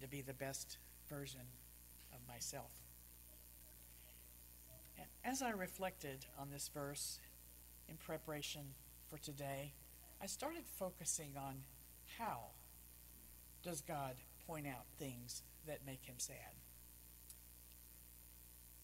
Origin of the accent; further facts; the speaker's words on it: Texas, United States; I was very active in the Baptist Student Union growing up in Texas, Southern Baptist